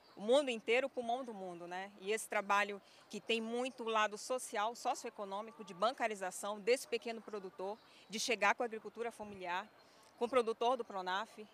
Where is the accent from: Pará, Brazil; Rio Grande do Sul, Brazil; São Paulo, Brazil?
Pará, Brazil; Igarapé-Açu; por ser paraense, eu sou nascida no interior do Pará, cidade chamada Igarapé-Açu